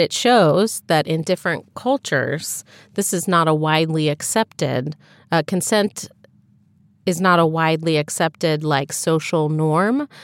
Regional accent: United States; an American who has grown up in, in our culture

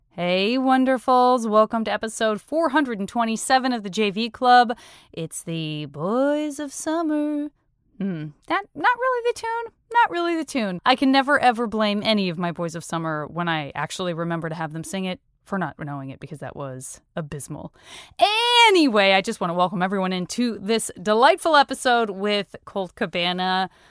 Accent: Tucson, Arizona, United States; moved away; also born or lived in San Francisco; I lived in San Francisco for a million years and I still have a comedy festival up there, but I am originally from Tucson

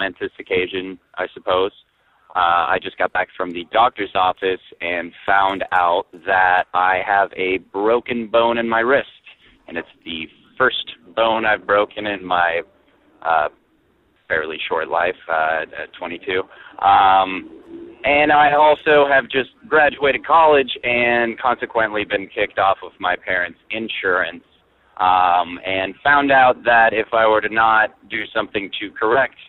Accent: Canada; now in United States; I feel as a Canadian

